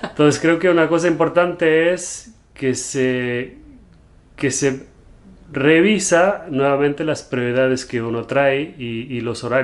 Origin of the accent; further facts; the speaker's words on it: Germany; Spanish is a second language; also born or lived in Spain / London, United Kingdom; now in United States; cuando me preguntan de dónde soy, a veces no sé bien cómo contestar porque crecí en Alemania, pero soy portugués me fui a vivir un tiempo a España, luego a Londres y ahora estamos aquí en Estados Unidos